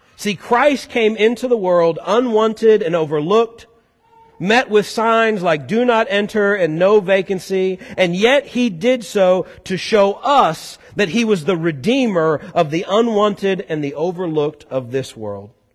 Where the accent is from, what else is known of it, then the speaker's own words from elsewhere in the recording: Boone County, Missouri, United States; now in Kentucky, United States; As a Missouri boy moving to this area, never did I really like talk up that I was from Boone County, Missouri.